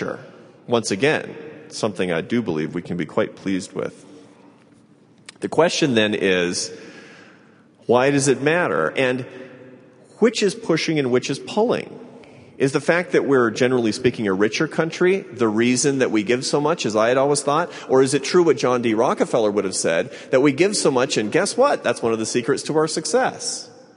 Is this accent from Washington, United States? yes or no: yes; Seattle, Washington, United States; now in Washington, D.C., United States; Seattle, Washington, my hometown